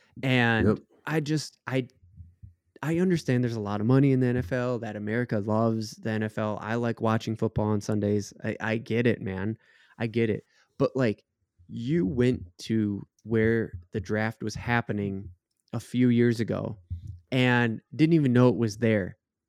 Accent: Minnesota, United States; Speaking for Minnesota teams, because that's you know what we do. We're from Minnesota.

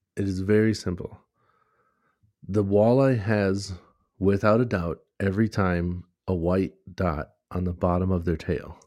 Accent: United States; we're from America

